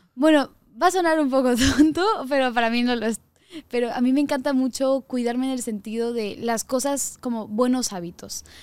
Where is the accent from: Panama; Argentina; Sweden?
Sweden; moved away; also born or lived in Mexico; el pueblo donde yo crecí cuando era pequeña en Suecia